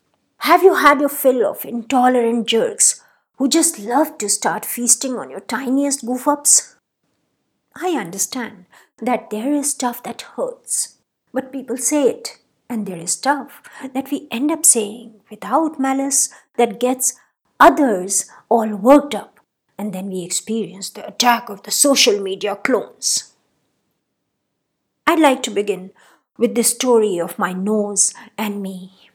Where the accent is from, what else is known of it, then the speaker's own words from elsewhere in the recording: Rajasthan, India; I did a couple of years of growing up in Rajasthan, where the nose is a very important accoutrement in a woman's beauty paraphernalia.